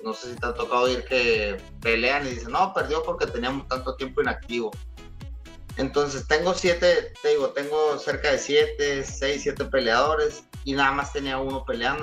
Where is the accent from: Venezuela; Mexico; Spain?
Mexico; also born or lived in La Paz